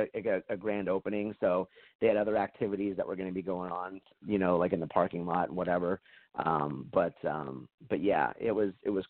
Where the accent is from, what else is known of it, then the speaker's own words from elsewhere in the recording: Portland, Oregon, United States; in my hometown, a suburb of Portland